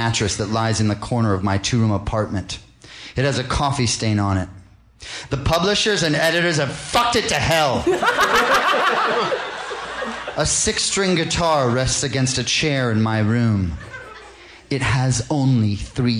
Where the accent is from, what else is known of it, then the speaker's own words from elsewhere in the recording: Princeton, New Jersey, United States; I grew up in Princeton, New Jersey